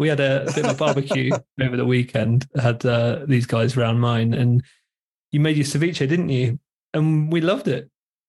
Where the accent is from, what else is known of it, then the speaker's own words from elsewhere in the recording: Devon, South West England, United Kingdom; We're three guys from Devon in the UK